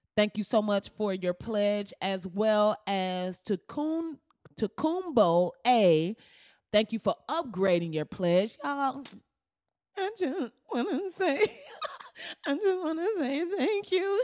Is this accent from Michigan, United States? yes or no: yes; Flint, Michigan, United States; I'm from Flint, Michigan